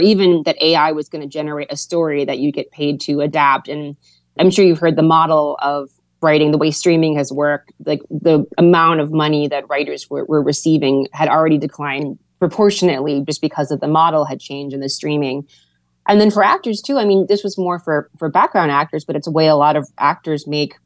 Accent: Hawaii, United States; being from Hawaii, it's like different than being, I don't know, more traditionally American.

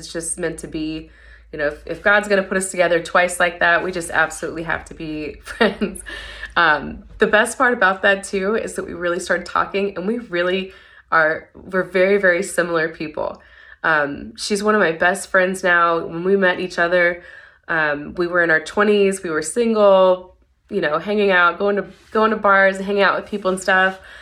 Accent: Tennessee, United States; moved away as an adult; also born or lived in Mississippi; now in San Antonio, United States; I'm not originally from San Antonio. I currently live here now, but I actually came here in 2011 I'm from Tennessee originally

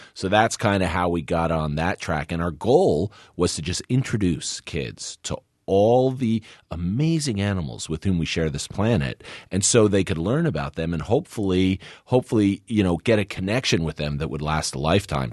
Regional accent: New Jersey, United States; also born or lived in Northeast Kingdom, Vermont; we grew up in New Jersey

